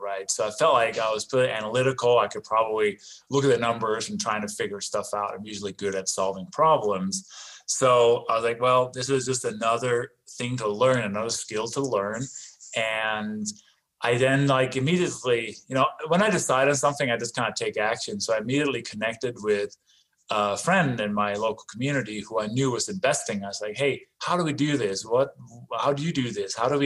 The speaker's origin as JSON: {"language": "English", "country": "Denmark", "tie": "born or raised there", "also_born_or_lived": "London, England", "second_language": "English", "moved": "yes", "lives_now": "United States", "said": "a little bit of an accent and sort of an unusual name. I was not born in this country, actually. I was born in Denmark"}